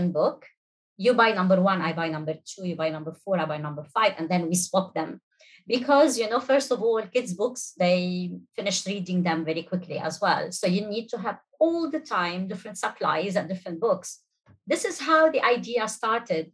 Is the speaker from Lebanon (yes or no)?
yes; Lebanon; moved away as an adult; now in United Arab Emirates; I'm Lebanese. I've been in the UAE for 20 years now.